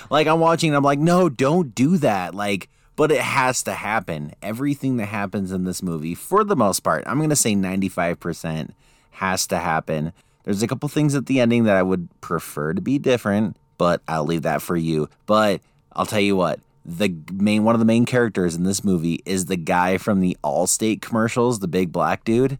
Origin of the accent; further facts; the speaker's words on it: Utah, United States; we're from Utah